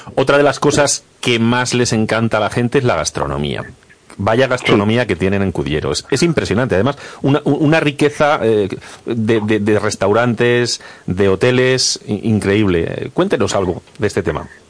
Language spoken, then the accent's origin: Spanish; Agudo, Castilla-La Mancha, Spain; yo años después participé con mi pueblo en el Gran Prix, con Agudo